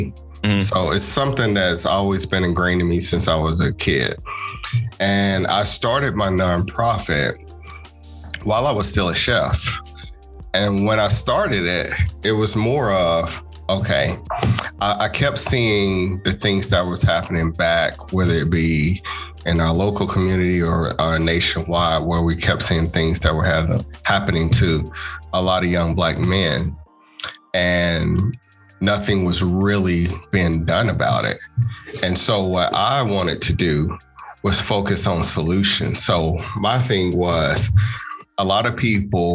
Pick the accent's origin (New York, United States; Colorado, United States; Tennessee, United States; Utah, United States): Tennessee, United States; Chattanooga; moved away as an adult; now in Gwinnett County, Georgia, United States; Born and raised in Chattanooga. I've moved here to Georgia back in 2007